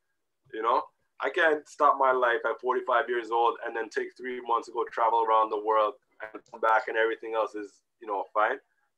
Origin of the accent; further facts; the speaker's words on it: Jamaica; But even within me being a Jamaican person, I can't open up to every Jamaican person on the planet